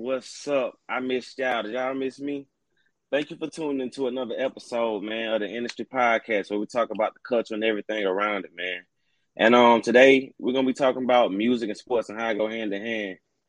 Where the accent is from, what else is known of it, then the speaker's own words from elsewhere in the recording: Alabama, United States; now in Columbus, United States; I'm from Alabama myself, and I'm actually living in Columbus.